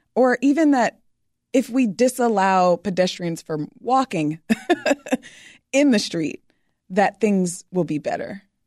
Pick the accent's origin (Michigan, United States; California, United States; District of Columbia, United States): Michigan, United States; Detroit; growing up in Detroit, which is the Motor City